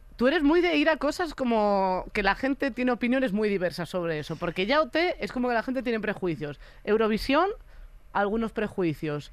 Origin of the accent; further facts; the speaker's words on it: Galicia, Spain; al ser de Galicia